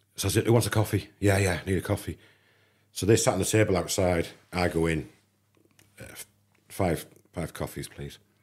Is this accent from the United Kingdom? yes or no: yes; England, United Kingdom; I'm an English kid